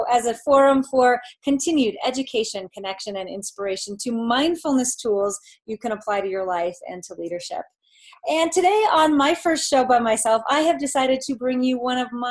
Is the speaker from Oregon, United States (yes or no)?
yes; Portland, Oregon, United States; I was born and raised in Portland, Oregon, went to Westland High School, went on to Linfield College